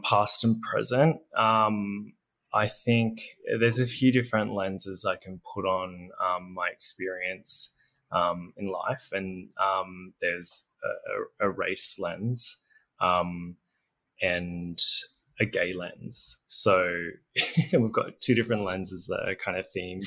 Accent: Berry, New South Wales, Australia; moved away; also born or lived in Nowra; navigating life in a, you know, relatively country town on the south coast.

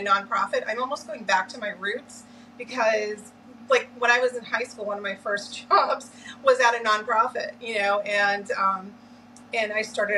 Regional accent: Lynn, Massachusetts, United States; I grew up in Lynn, Massachusetts.

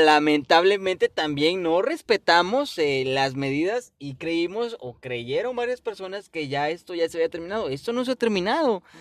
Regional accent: Mexico; also born or lived in Guerrero; nosotros como mexicanos

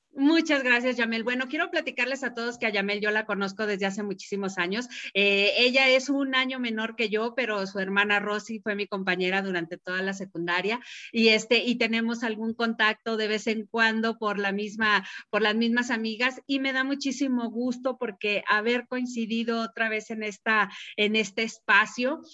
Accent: Mexico City, Mexico; now in San Luis Potosí, Mexico; a pesar de ser de la Ciudad de México como yo, nosotros ya tenemos mucho tiempo aquí

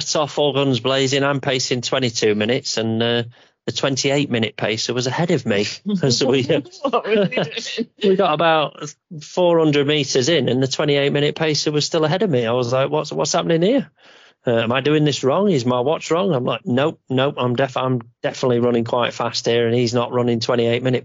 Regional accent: Yorkshire and the Humber, United Kingdom; we're from Yorkshire

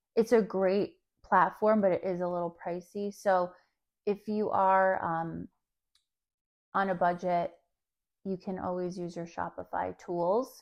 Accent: New Jersey, United States; I grew up in New Jersey where malls are life.

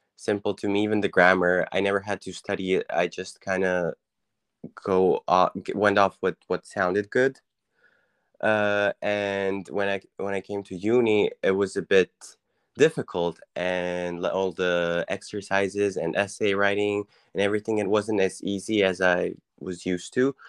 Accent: Croatia; moved away as an adult; also born or lived in Wiener Neustadt, Austria; now in Austria; I'm from, uh, Croatia, and, uh, I'm a student currently. I study in Austria.

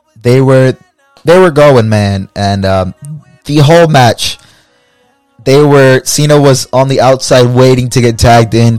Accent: Fort Pierce, Florida, United States; also born or lived in Puerto Rico (family ancestry); my hometown of Fort Pierce, Florida

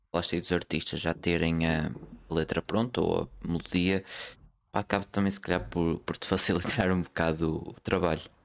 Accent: Porto, Norte, Portugal; Sou, sou do Porto, sou do Porto

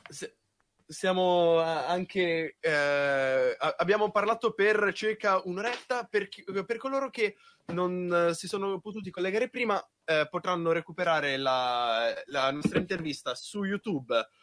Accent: Naples, Campania, Italy; Io sono di Napoli.

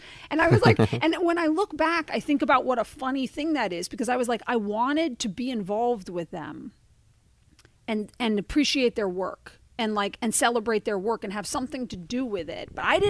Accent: Kansas, United States; also born or lived in England; because that's where I was the longest and I had the most consistency. Yet I never quite felt like I was from Kansas when there were lots of other people from Kansas.

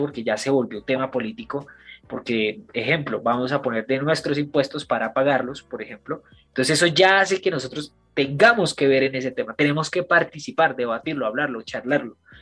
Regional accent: Colombia; yo también soy colombiano

